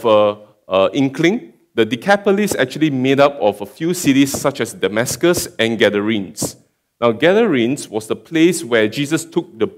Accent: Singapore; moved away as an adult; now in Perth, Australia; I come from Singapore, and I've been just in Perth for about 1.5 years

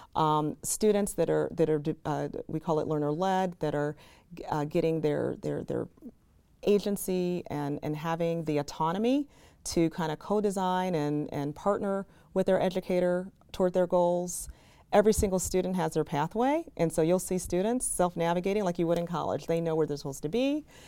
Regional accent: Chicago, Illinois, United States; also born or lived in Minneapolis; I grew up on the South Side

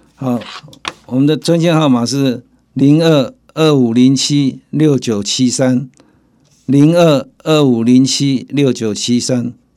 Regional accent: Taiwan; 我们台湾人

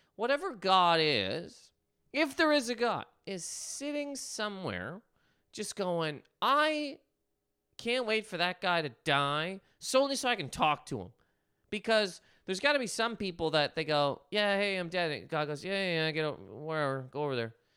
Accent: Canada; moved away; I'm Canadian, Canadian human man

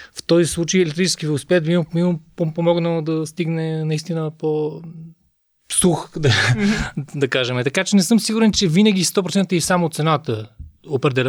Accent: Sofia, Sofia City, Bulgaria; съм софиянец

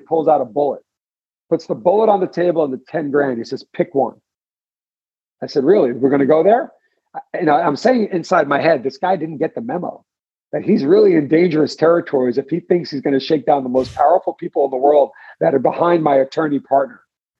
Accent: Garden City, New York, United States; As a kid growing up in Garden City

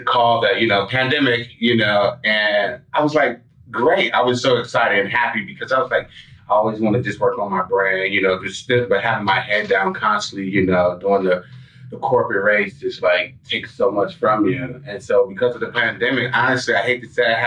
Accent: Inglewood, California, United States; moved away as an adult; also born or lived in Los Angeles; now in Brooklyn, United States; I'm not from Brooklyn. I'm from Inglewood, California

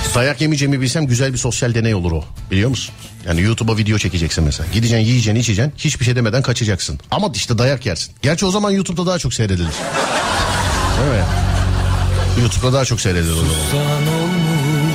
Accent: Istanbul, Turkey; Benim doğup büyüdüğüm mahalle. Şişli Fulya

